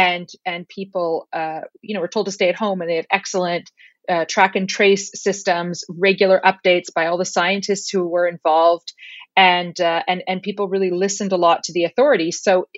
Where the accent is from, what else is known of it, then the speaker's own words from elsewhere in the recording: Ottawa, Ontario, Canada; now in Iceland; Yeah, I'm born and raised in Ottawa, or just outside of Ottawa.